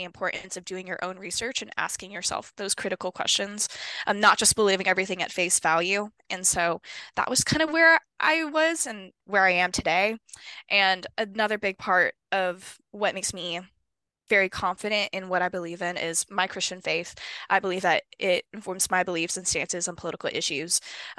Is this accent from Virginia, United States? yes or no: no; Honolulu, Hawaii, United States; moved away as an adult; now in Arizona, United States; I was born and raised in Honolulu, Hawaii